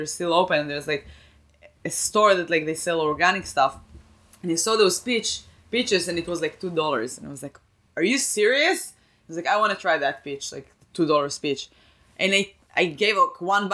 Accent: Rehovot, Central District, Israel; now in United States; when I grew up, we had, like, that guy in Rehovot in my hometown

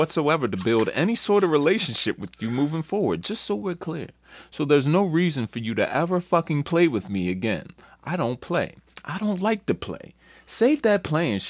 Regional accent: Detroit, Michigan, United States; I come from Detroit.

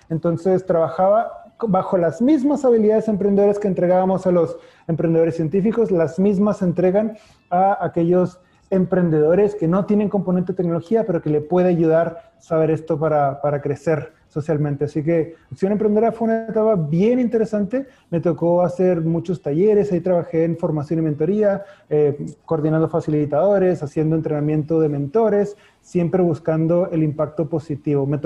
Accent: Chihuahua, Mexico; moved away as an adult; also born or lived in Monterrey, Mexico / Concepción, Chile; now in Chile; Yo soy de Chihuahua, así que también puede darte risa del estado del norte que se llama como el perrito, pero sí, yo soy del norte de México

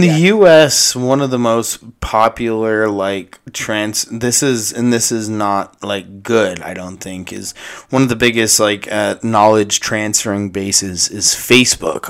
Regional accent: United States; as an American

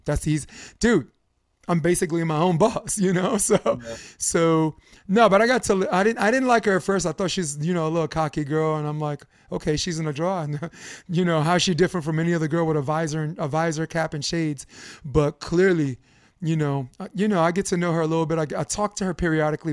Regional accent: New York, United States; as a New Yorker

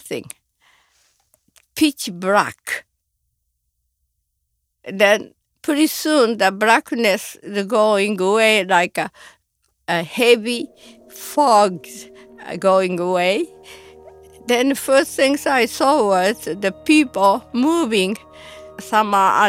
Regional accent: Hiroshima, Japan; now in United States; I was born in Hiroshima, Japan, and I was 13 years old

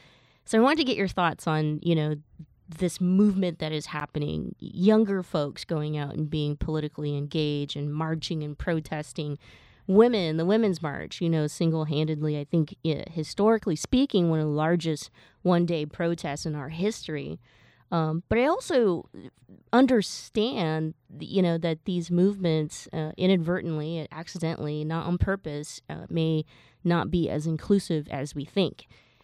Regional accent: Alabama, United States; 9 black people had just been shot up by a racist from my hometown in Alabama.

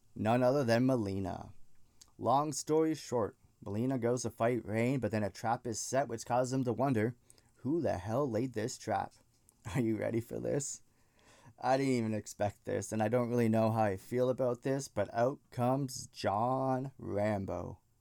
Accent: Canada; I'm Canadian, so that's why I threw the A in there

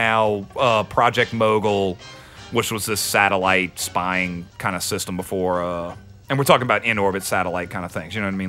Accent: New Orleans, Louisiana, United States; we're from New Orleans?

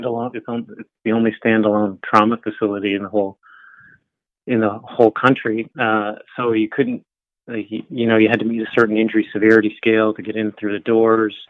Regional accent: St. John's, Newfoundland and Labrador, Canada; I grew up in St. John's, Newfoundland.

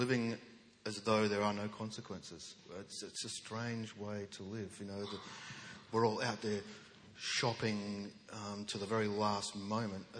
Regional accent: Western Australia, Australia; We grew up in a state that was a no account state. You know, we're on the wrong side of the wrong country in the wrong hemisphere

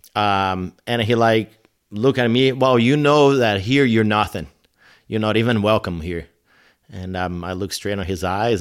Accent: São Paulo, Brazil; English is a second language; moved away as an adult; now in United States; the place where I grew up, it's more like, uh, uh, Manhattan or L A or Chicago

